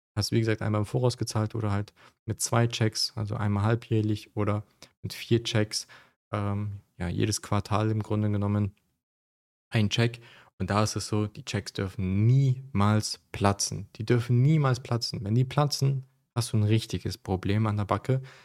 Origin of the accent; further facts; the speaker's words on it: Germany; moved away as an adult; now in Dubai, United Arab Emirates; auch ich bin in Deutschland aufgewachsen.